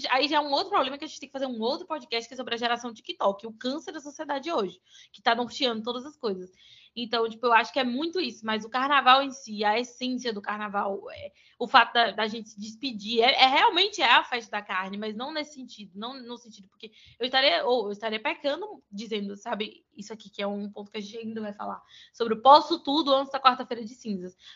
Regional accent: Florianópolis, Santa Catarina, Brazil; então eu cresci e sou de Florianópolis, eu acordava de madrugada, assistia os desfiles com meus pais, minha família sempre foi muito católica.

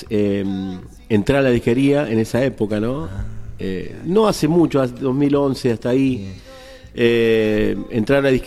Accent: Santa Fe, Argentina; Y bueno, yo vengo de Santa Fe, encima

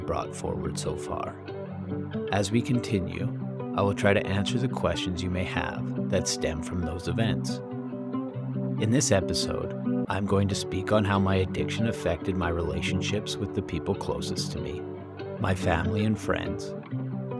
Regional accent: Calgary, Alberta, Canada; I stayed in Calgary to go to school

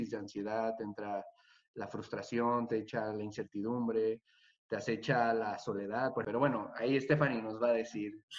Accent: Mexico; Yo realmente soy de México, pero, pero ya, nos, venimos a vivir.

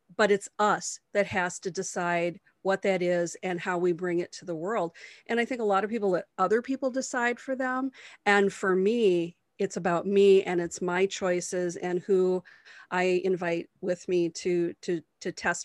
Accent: Wisconsin, United States; in my hometown

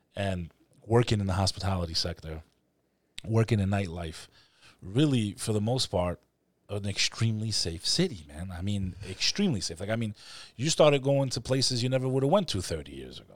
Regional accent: New York City, New York, United States; as a New Yorker

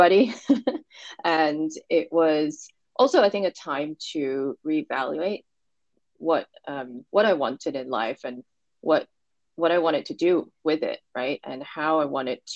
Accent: Hong Kong; also born or lived in New Jersey, United States; so I was born and raised in Hong Kong and left. So I was here until I was 15 and I went to the States for high school and then came back after high school when I was 19

